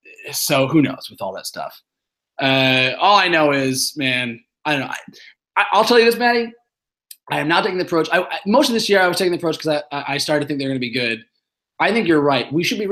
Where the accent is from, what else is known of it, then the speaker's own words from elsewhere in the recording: Shaker Heights, Ohio, United States; also born or lived in Brooklyn, New York; now in Scarsdale, United States; I moved from Brooklyn to Scarsdale, New York, which is sort of like Shaker Heights where we grew up, but outside of New York in Westchester.